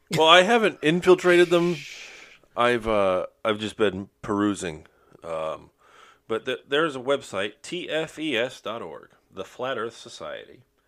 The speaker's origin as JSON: {"language": "English", "region": "Florida", "country": "United States", "said": "We're all from Florida"}